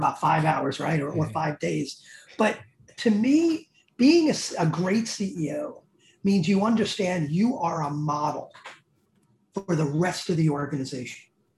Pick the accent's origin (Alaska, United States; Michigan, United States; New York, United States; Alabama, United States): New York, United States; New York City; accent: Bronx; my Bronx accent